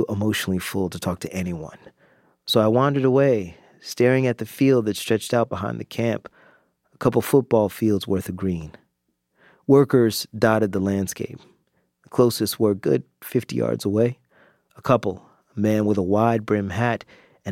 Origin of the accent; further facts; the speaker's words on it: North Florida, United States; growing up in North Florida